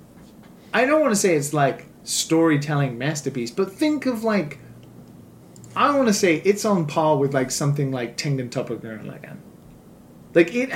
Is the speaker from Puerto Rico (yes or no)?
no; United Kingdom; as a British person